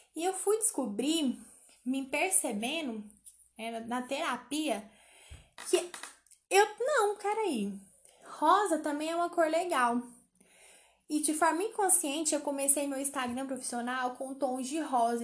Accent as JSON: {"language": "Portuguese", "town": "Goiânia", "region": "Goiás", "country": "Brazil", "said": "eu sou goianiense"}